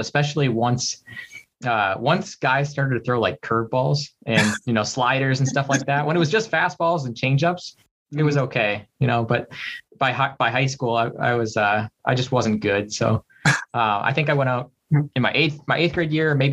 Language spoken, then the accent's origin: English; Dubuque, Iowa, United States; moved away as an adult; also born or lived in southwestern Wisconsin / Canada / Korea; now in Minneapolis, United States; I was born in Dubuque and grew up there, and then moved across the river in southwestern Wisconsin, right across the river from Dubuque. Grew up in Dubuque